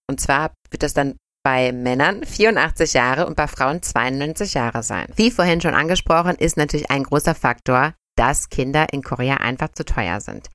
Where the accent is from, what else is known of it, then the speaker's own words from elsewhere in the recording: Germany; bei uns in Deutschland